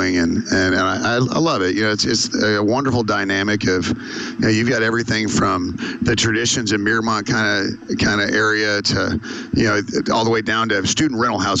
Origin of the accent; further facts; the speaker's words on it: Spring, Texas, United States; also born or lived in College Station, Texas; Spring's where I'm from. And I grew up there my whole life, except for the first 8 months of my life.